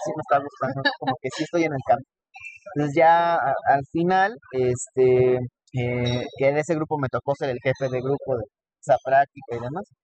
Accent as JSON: {"language": "Spanish", "town": "Texcoco", "region": "State of Mexico", "country": "Mexico", "tie": "born or raised there", "said": "yo estudié toda mi vida en Rompeso, yo soy de Texcoco. Eh, allá estudié la primaria, secundaria, preparatoria"}